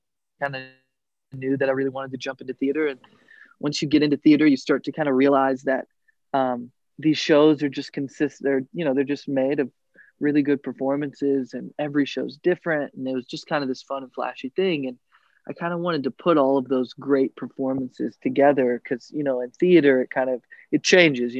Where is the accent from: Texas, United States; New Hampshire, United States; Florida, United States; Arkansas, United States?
Arkansas, United States; Little Rock; moved away as an adult; now in Chicago, United States; I born and raised in Little Rock, Arkansas. I'm like a good old Southern boy.